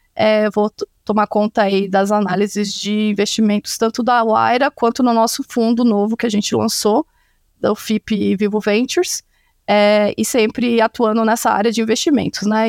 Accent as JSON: {"language": "Portuguese", "region": "Santa Catarina", "country": "Brazil", "also_born_or_lived": "Campinas / Chicago", "moved": "as an adult", "said": "Eu sou de Santa Catarina, numa cidade lá do interior, por isso o meu sobrenome é complicado"}